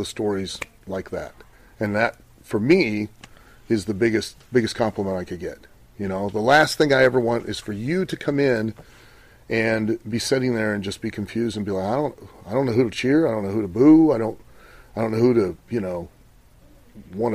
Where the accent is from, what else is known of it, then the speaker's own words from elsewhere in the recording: Ohio, United States; I grew up in Ohio